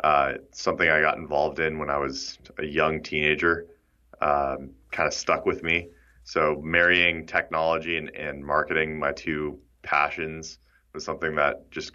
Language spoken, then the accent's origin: English; San Diego, California, United States; I grew up in San Diego. I was named after the city.